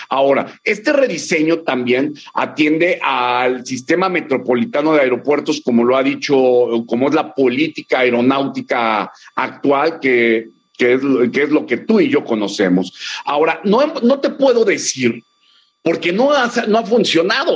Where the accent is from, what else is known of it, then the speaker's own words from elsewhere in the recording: Mexico; como un mexicano